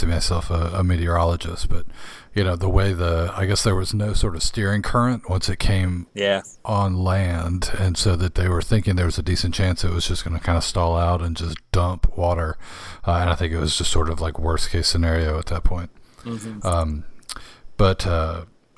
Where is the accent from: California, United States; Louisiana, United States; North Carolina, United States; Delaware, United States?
Louisiana, United States; New Orleans; Growing up in New Orleans